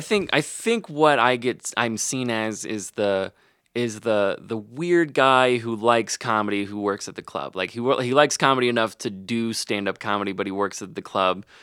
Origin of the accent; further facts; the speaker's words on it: Arkansas, United States; moved away; I'm from Arkansas